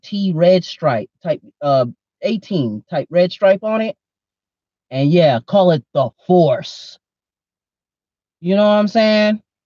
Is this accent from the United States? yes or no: yes; Oklahoma, United States; moved away; I'm from Oklahoma originally.